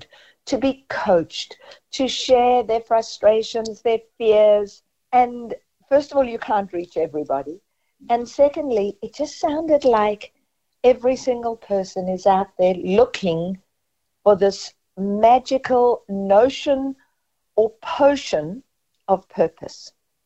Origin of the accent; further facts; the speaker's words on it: South Africa; moved away; growing up in South Africa